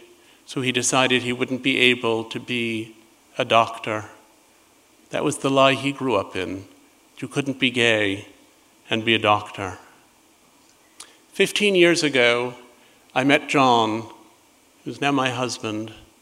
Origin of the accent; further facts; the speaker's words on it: New York, United States; a building just a few doors down from the one where I grew up in New York.